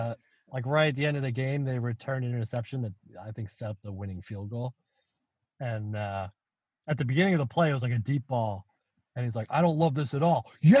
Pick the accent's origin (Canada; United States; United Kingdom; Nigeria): United Kingdom; South East England; I'm from Hampshire.